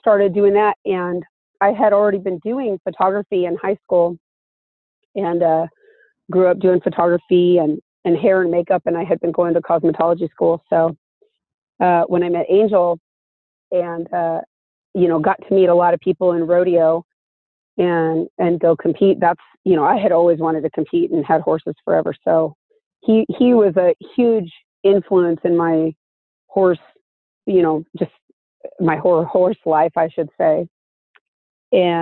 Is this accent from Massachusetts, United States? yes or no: no; Anaheim, California, United States; I grew up in Anaheim, actually, right next to Disneyland